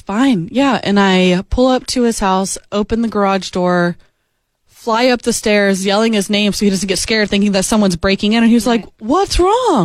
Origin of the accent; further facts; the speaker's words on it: Florida, United States; now in Nashville, United States; I'm from Florida